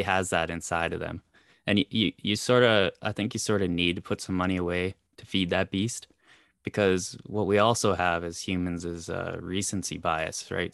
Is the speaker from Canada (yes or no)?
yes; Canada; I'm Canadian